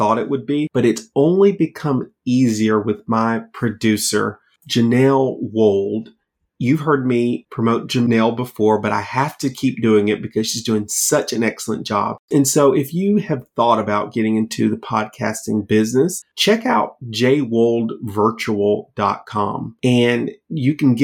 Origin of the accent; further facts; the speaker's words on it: Georgia, United States; my home state of Georgia